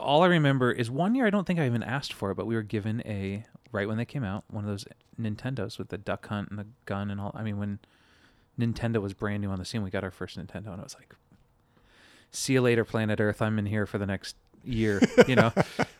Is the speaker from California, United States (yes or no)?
yes; San Diego, California, United States; I'm the oldest of four growing up in San Diego.